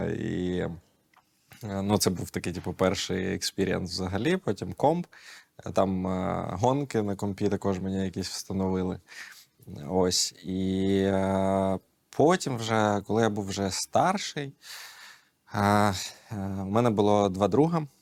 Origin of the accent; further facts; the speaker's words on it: Kyiv, Ukraine; я майже все життя живу тут, в Києві.